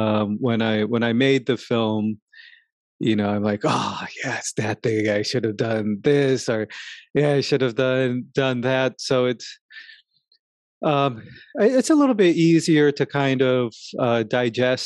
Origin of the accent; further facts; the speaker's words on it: New York, United States; living in New York, growing up in New York.